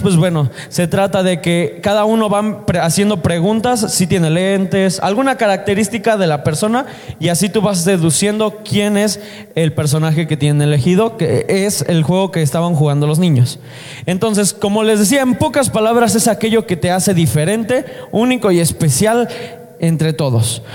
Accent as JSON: {"language": "Spanish", "country": "Mexico", "said": "Nosotros somos mexicanos"}